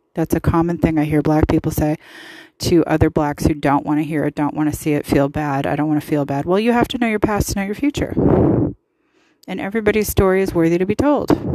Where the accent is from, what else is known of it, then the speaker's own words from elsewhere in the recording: the West, United States; I'm from the West. All my family's from the West, all from San Francisco